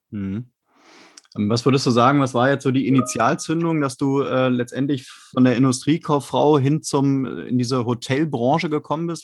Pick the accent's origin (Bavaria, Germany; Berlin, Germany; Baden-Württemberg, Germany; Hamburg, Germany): Berlin, Germany; Ich komme auch aus Berlin, auch aus dem, aus dem Westteil von Berlin